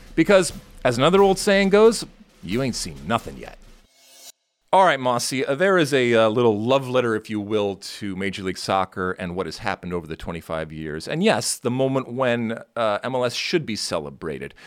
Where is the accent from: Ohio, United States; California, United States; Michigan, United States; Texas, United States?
Michigan, United States; growing up in Michigan, most of the time it was very cold